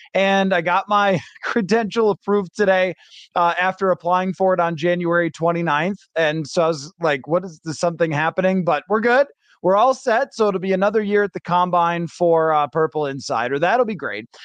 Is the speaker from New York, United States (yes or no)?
yes; Buffalo, New York, United States; moved away; I grew up in Buffalo, and I went to college in Western New York